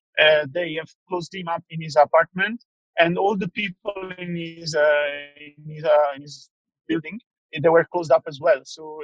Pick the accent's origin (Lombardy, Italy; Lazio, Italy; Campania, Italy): Campania, Italy; Laurino; English is a second language; moved away as an adult; now in Luxembourg; I am from Laurino, a really small village on a hill in the southern Italy. So my village is close by. The biggest city close by is Salerno, southern Naples, where I spent almost 20 years here.